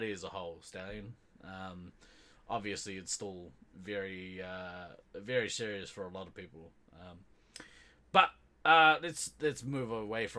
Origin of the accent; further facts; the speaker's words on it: New Zealand; Being Kiwi, we are on an island in the South Pacific